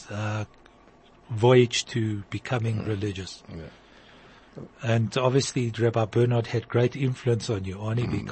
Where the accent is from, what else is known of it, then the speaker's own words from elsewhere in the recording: Yeoville, Gauteng, South Africa; So we, as kids, when I grew up in Yeoville, um, came Sukkot